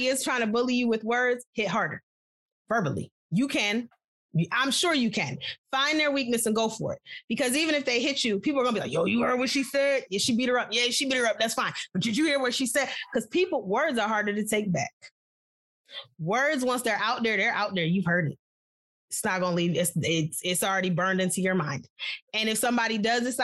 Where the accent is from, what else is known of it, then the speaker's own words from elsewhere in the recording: New York, United States; I'm from New York